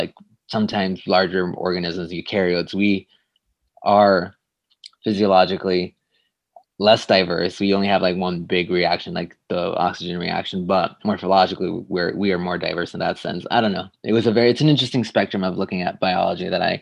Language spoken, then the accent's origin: English; Tijuana, Baja California, Mexico; moved away as an adult; also born or lived in San Diego, California / Ithaca, New York; now in Santa Barbara, United States; I grew up in Tijuana, Mexico, and that's where I was raised there, and then I did my middle school and high school in San Diego, so I would cross the border